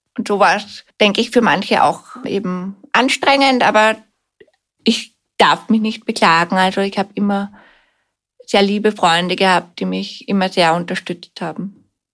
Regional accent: Vienna, Austria; Ich bin in Wien aufgewachsen, bin siebenunddreißig Jahre alt

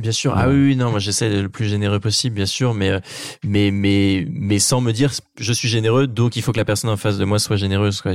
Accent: Normandy, France; dans ma région natale qui est la Normandie

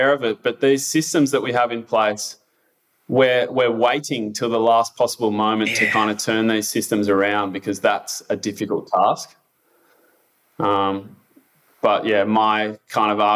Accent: Victoria, Australia; moved away; I am originally from Victoria

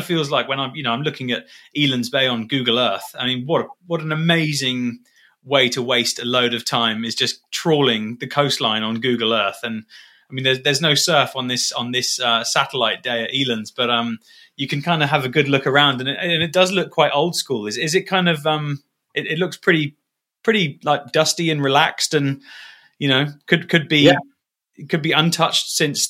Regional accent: Dubai, United Arab Emirates; moved away as an adult; I grew up in Dubai. I was born there in 81 and lived there for 18 years.

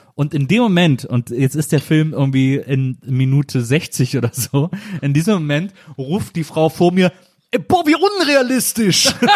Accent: Wesseling, North Rhine-Westphalia, Germany; also born or lived in Bonn; now in Berlin, Germany; Ich komme ja aus Wesseling zwischen Köln und Bonn

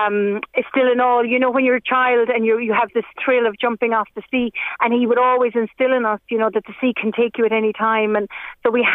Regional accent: Dingle, Munster, Ireland; I grew up here in Dingle

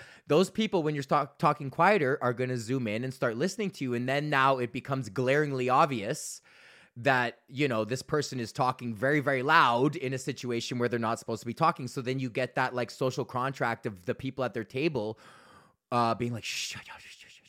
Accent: Alberta, Canada; But then I mentioned that I'm from Alberta, obviously

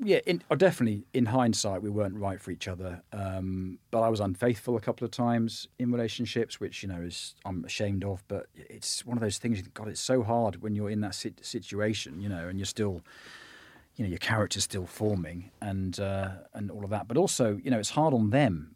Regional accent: Bristol, South West England, United Kingdom; I'm from Bristol

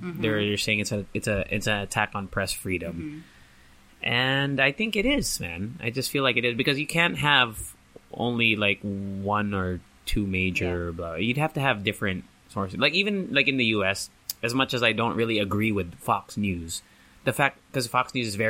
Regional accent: Japan; now in United States; because I grew up in Japan and also and then later on in the States.

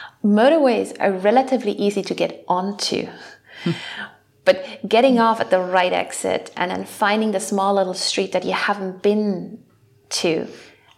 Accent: Germany; we're coming from Germany

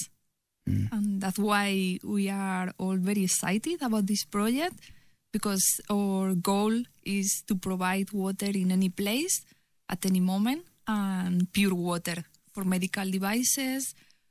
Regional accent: Spain; English is a second language; Oh yes, I'm from Spain.

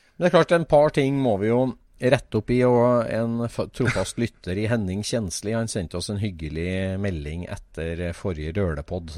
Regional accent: Norway; vi er nordmenn

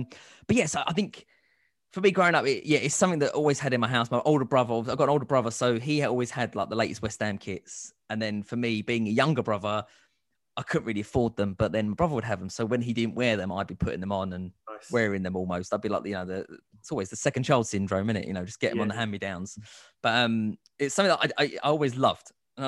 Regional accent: Northern Cyprus, Cyprus; But again, I'm actually from North Cyprus, so.

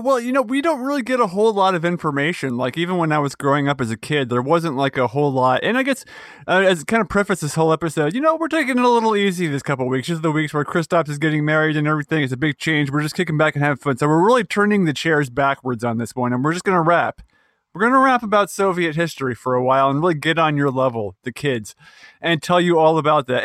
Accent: United States

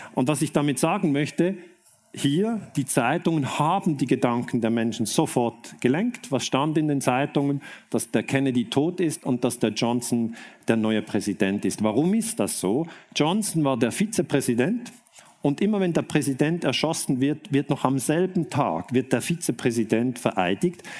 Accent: Switzerland; ich komme aus der Schweiz

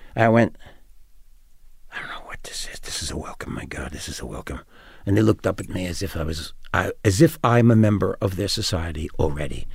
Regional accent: New York, United States; I'm from New York

